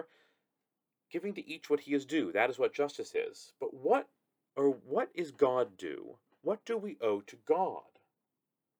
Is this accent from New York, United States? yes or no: no; Pittsburgh, Pennsylvania, United States; I'm a writer based in my hometown of Pittsburgh, where I live with my wife and five young children.